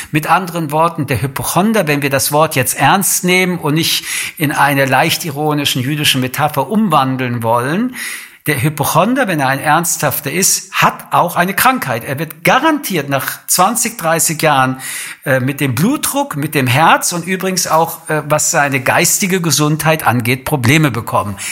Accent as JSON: {"language": "German", "country": "Germany", "said": "bei uns in Deutschland"}